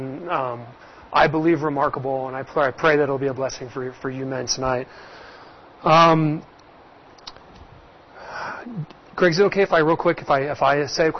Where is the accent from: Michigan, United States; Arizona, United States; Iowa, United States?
Arizona, United States; Scottsdale; Born and raised in Scottsdale, Arizona